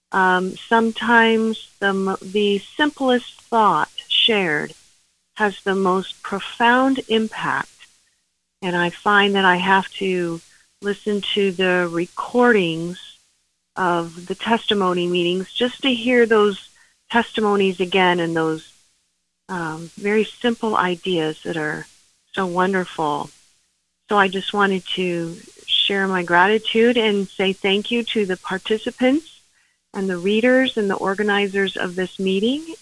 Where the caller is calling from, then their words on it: Arkansas, United States; It's um, it's … I'm from Arkansas.